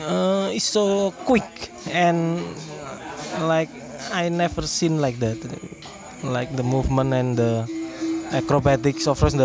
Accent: Yogyakarta, Special Region of Yogyakarta, Indonesia; now in Jakarta, Indonesia; I'm from Jogja.

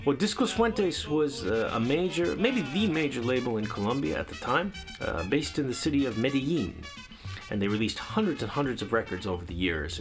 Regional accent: New York City, New York, United States; moved away as an adult; now in Yokohama, Japan; New York City, my hometown

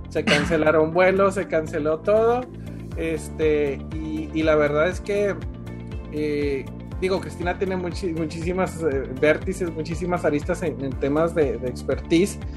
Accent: Durango, Mexico; moved away; Yo venía de un, de un lugar de Durango. Este, para empezar, mi acento no era el de acá.

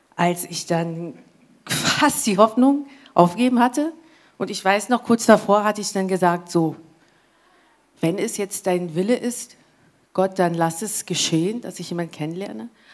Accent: England, United Kingdom; German is a second language; moved away as an adult; now in Germany; ich komme ja aus England und da muss ich halt äh, nach Deutschland ziehen, habe ich ja gemacht, deswegen bin ich ja hier

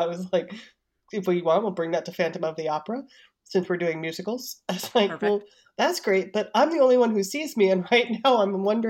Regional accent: New Jersey, United States; I'm like, I'm from New Jersey.

